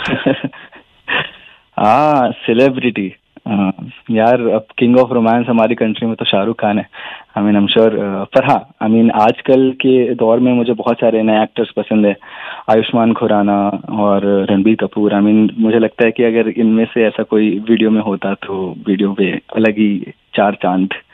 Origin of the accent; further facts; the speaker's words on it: Lakhimpur, Uttar Pradesh, India; moved away; मैं उत्तर प्रदेश से हूँ लखनऊ के पास एक जगह है लखीमपुर तो मैं वहाँ से हूँ